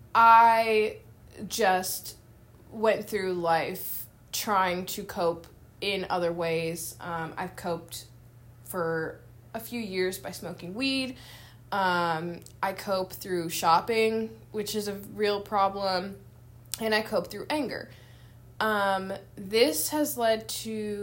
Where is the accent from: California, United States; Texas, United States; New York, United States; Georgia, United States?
California, United States; San Francisco; moved away as an adult; now in Louisville, United States; I was born and raised in San Francisco, California, and I now live in Louisville, Kentucky